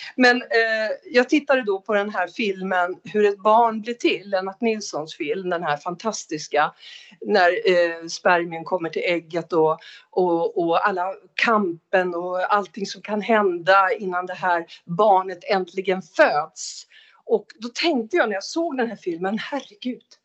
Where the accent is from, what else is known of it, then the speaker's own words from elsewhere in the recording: Umeå, Västerbotten County, Sweden; Jag är född i Umeå 1960